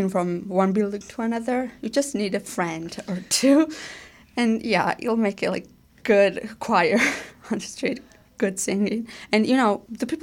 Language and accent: English; Samegrelo-Zemo Svaneti, Georgia; English is a second language; now in Canada; I'm from Swanity